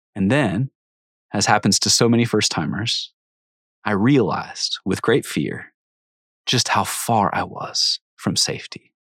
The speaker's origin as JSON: {"language": "English", "town": "Cincinnati", "region": "Ohio", "country": "United States", "tie": "born or raised there", "said": "I grew up outside Cincinnati, Ohio, a far drive from any ocean"}